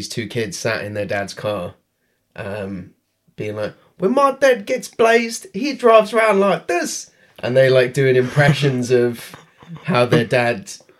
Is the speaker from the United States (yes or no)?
no; United Kingdom; we're British